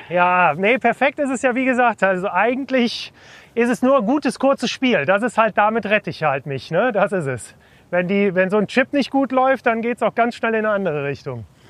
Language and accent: German; Cologne, North Rhine-Westphalia, Germany; als Kölner